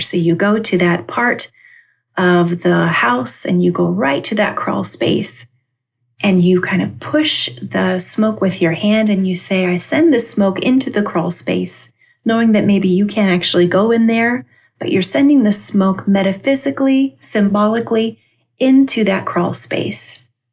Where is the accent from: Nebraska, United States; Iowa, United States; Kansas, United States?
Iowa, United States; Albia; moved away; my hometown of Albia, Iowa, where I grew up